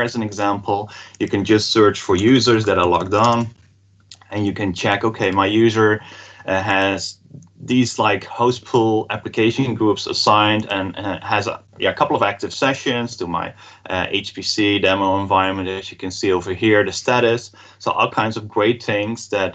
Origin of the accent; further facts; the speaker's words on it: Netherlands; I'm from the Netherlands